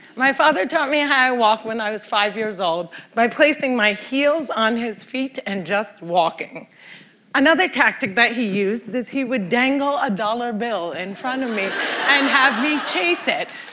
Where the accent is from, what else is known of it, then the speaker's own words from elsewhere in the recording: Cliffside Park, New Jersey, United States; Cliffside Park, New Jersey is my hometown